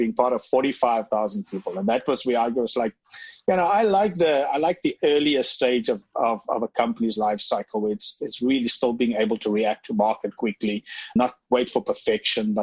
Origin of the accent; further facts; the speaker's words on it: South Africa; I'm from South Africa.